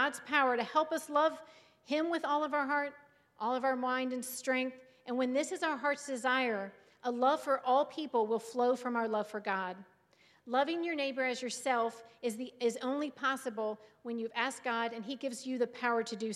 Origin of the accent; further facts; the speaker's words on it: Cincinnati, Ohio, United States; moved away as an adult; now in Sandusky, United States; My husband and David and I grew up in the Cincinnati, Ohio area